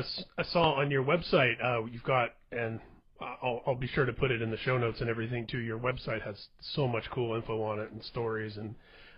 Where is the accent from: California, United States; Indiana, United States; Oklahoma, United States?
Indiana, United States; I was growing up in Indiana in the Midwest of America